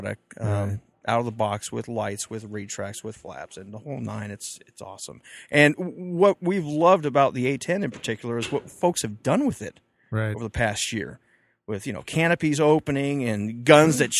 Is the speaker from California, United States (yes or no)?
no; Homestead, Florida, United States; now in Edwards, United States; I grew up outside of Homestead Air Force Base in Florida as a teenager, as a youngster